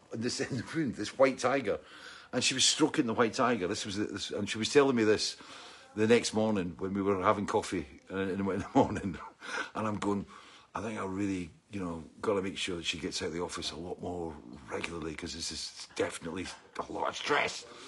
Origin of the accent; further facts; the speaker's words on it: Scotland, United Kingdom; I'm Scottish